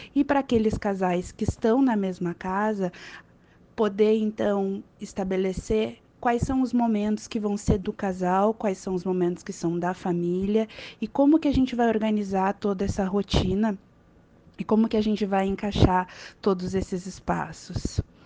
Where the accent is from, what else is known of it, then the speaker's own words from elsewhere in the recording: Porto Alegre, Rio Grande do Sul, Brazil; eu sou de Porto Alegre